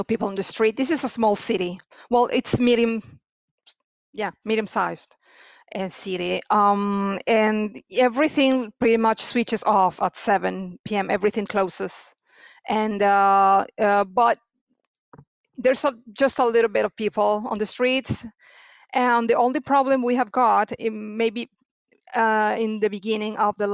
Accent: Venezuela; moved away as an adult; now in Bari, Italy; I'm from Venezuela originally. Today, it's 10 years that I moved in Italy

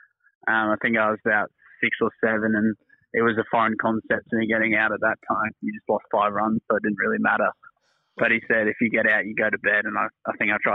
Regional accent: England, United Kingdom; now in Brisbane, Australia; being born in England and play for Australia

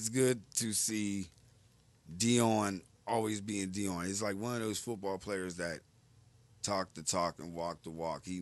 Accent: Pittsburgh, Pennsylvania, United States; we are from Pittsburgh.

